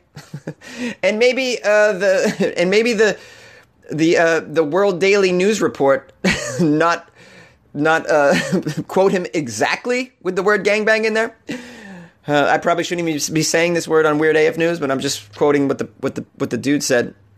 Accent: New England, United States; I'm from New England

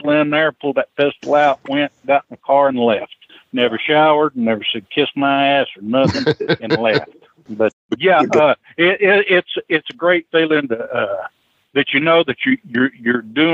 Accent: Knoxville, Tennessee, United States; I'm from Knoxville

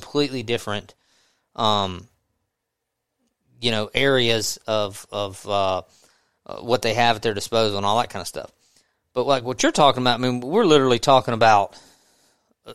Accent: Southwest Mississippi, United States; I'm from Southwest Mississippi

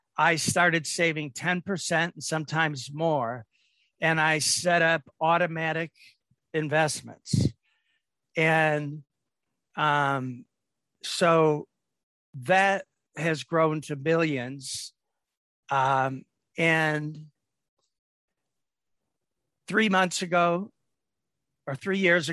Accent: Detroit, Michigan, United States; I grew up in Detroit.

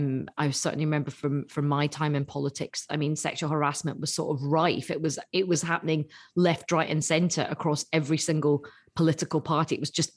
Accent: Assam, India; Yeah. I'm actually from Assam.

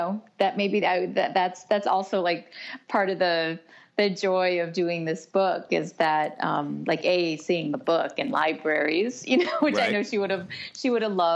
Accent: Detroit, Michigan, United States; born or raised there; English is a second language; moved away as an adult; also born or lived in Soviet Union; now in New York City, United States

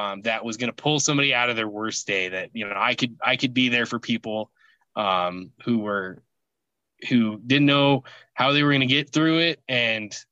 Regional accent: Alaska, United States; moved away; where I grew up in Alaska, during the summer, the sun does not set.

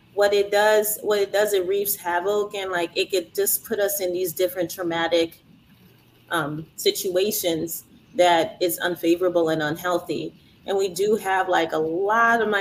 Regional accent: Louisiana, United States; I was born here. I was born and raised in Louisiana

